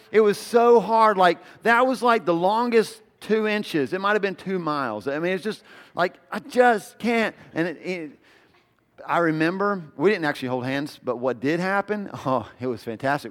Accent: the South, United States; I grew up in the South

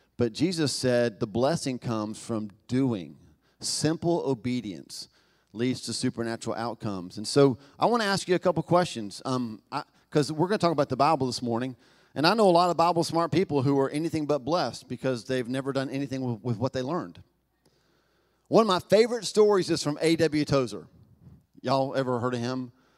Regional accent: Knoxville, Tennessee, United States; accent: Southern; moved away; I was born in Southern America, I was born in Knoxville, Tennessee

